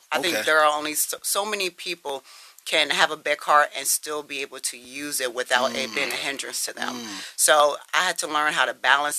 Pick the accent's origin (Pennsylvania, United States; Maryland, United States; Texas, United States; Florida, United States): Pennsylvania, United States; Harrisburg; also born or lived in Milwaukee, Wisconsin / Steelton, Pennsylvania; I grew up pretty much in Harrisburg before we moved to Stilton. Okay. But I was born in Milwaukee, Wisconsin.